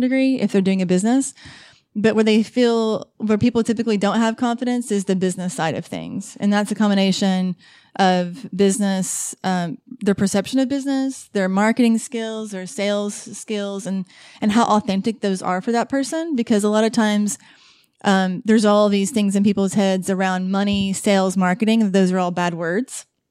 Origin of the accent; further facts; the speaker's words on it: Asheville, North Carolina, United States; I'm from Asheville